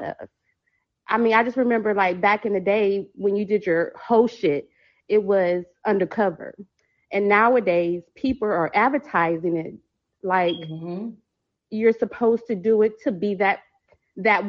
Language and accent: English; Texas, United States; I'm from Texas